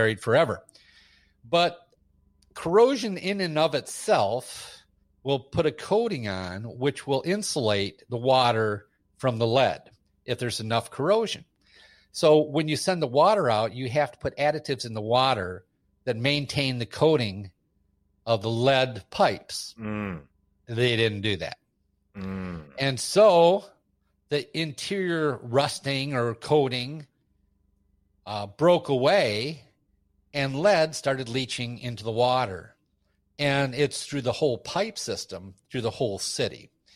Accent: Flint, Michigan, United States; I actually don't live in Flint now. I grew up in Flint as a child

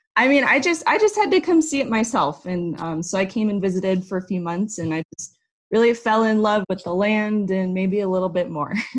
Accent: Phoenix, Arizona, United States; moved away as an adult; I am from Arizona. I was born and raised in Phoenix. Really lived there my whole life

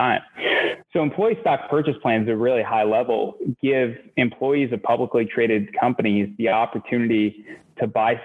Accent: New York City, New York, United States; also born or lived in Boston; I'm from Queens originally, and I grew up in a small little apartment in Queens in a really working class neighborhood

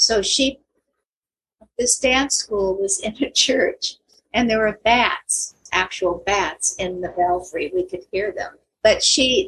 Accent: Escondido, California, United States; also born or lived in Astoria, Oregon / San Diego, California; I was born in Astoria, Oregon. My parents moved to Escondido when I was, San Diego actually, when I was three. When I was nine, they moved me to Escondido

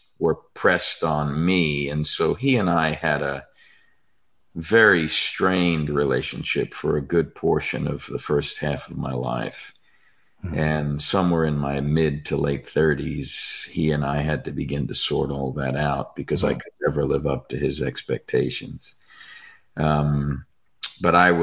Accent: New York, United States; I'm a dysfunctional Italian born and raised in New York

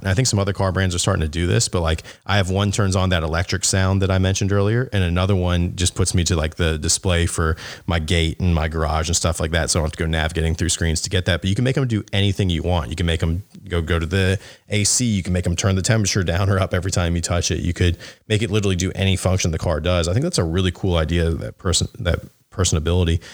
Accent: the South, United States; I'm from the South where everyone has jacked up trucks

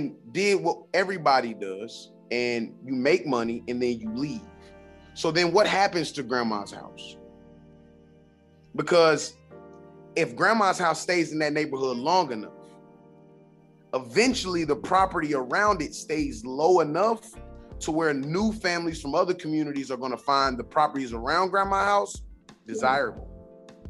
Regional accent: Winston-Salem, North Carolina, United States; I'm originally from Winston-Salem

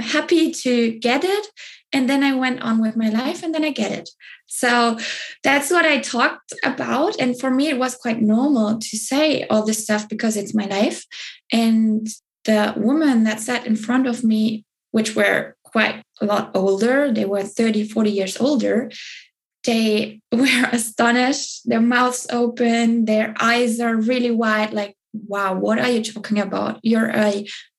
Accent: Southern Germany, Germany; I grew up in Germany, in the south of Germany

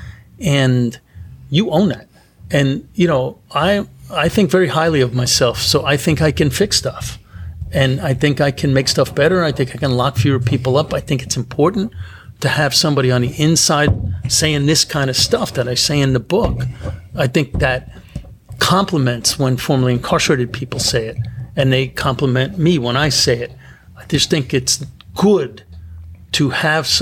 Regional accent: New York City, New York, United States; I grew up in Brooklyn

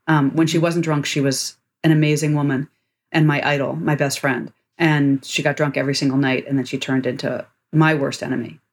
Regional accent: Washington, District of Columbia, United States; I grew up in Washington, D.C.

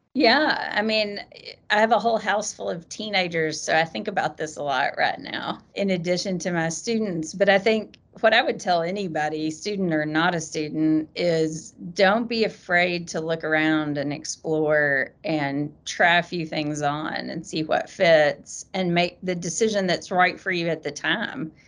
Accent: Eastern Kentucky, United States; moved away as an adult; I grew up in Eastern Kentucky.

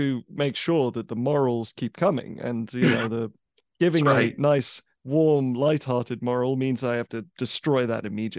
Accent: England, United Kingdom; I grew up in England

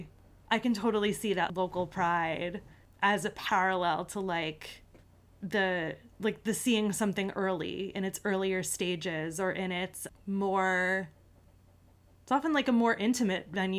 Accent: New York City, New York, United States; I'm truly a New Yorker.

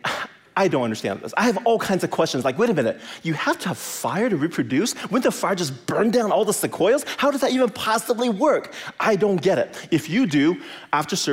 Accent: California, United States; moved away; I grew up in California

